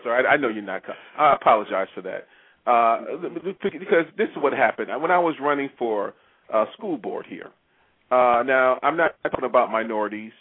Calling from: Maryland, United States; I'm calling you from Maryland

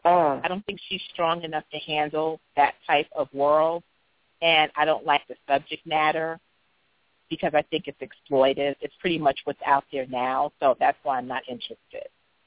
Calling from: Philadelphia, Pennsylvania, United States; I'm coming from the East Coast, from the Philadelphia area.

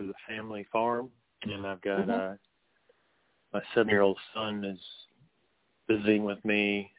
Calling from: Virginia, United States; I'm in Virginia. I talked to you a couple weeks back, first time.

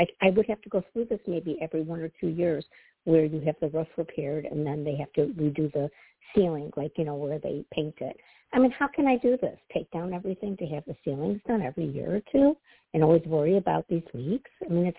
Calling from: Midwest, United States; Hi, Toni. This is … from the Midwest.

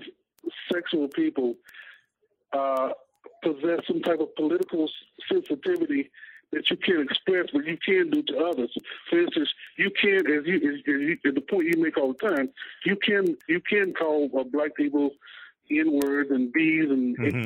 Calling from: Hampton Roads, Virginia, United States; I'm calling from Hampton Roads, Virginia.

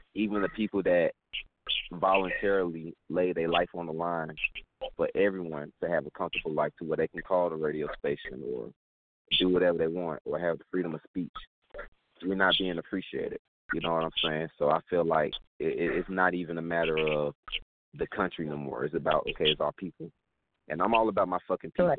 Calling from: Atlanta, Georgia, United States; I'm calling from Atlanta, Georgia, down south.

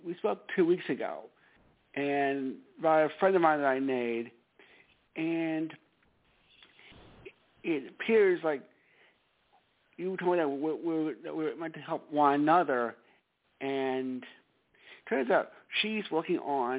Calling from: Stamford, Connecticut, United States; calling from Stamford, Connecticut.

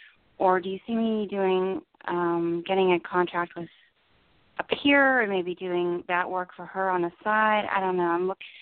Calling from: New Jersey, United States; New Jersey.

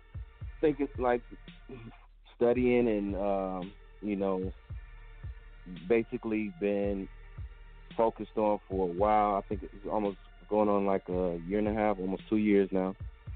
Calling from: Atlanta, Georgia, United States; I'm calling from Atlanta.

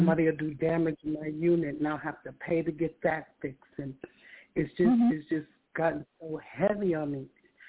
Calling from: California, United States; California, and I've spoken with you a few times.

